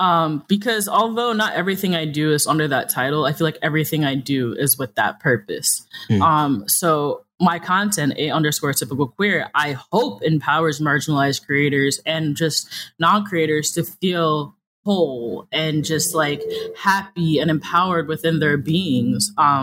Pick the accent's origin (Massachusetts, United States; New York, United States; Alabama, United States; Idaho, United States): New York, United States; New York City; I am from New York City. So I do this thing called code switching